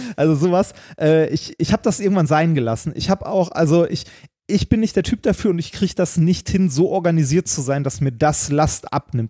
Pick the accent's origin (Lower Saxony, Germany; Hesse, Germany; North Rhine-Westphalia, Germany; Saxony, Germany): North Rhine-Westphalia, Germany; Ruhr area; ich komme aus dem Ruhrgebiet